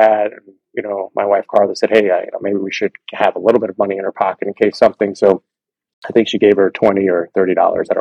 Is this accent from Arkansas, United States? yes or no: no; Miami, Florida, United States; I grew up in Miami, Florida